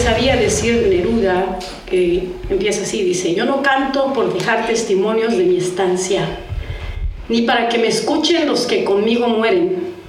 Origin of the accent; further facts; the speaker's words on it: Mexico; moved away; los inmigrantes mexicanos que después de tantos años de estar acá regresamos